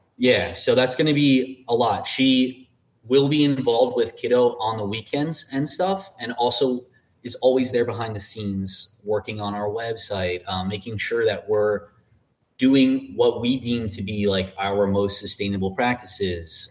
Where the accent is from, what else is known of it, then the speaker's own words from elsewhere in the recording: Long Island, New York, United States; I was born and raised on Long Island